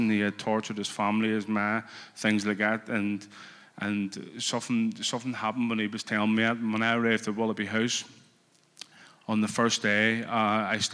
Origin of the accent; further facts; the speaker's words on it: Belfast, Northern Ireland, United Kingdom; I come from West Belfast.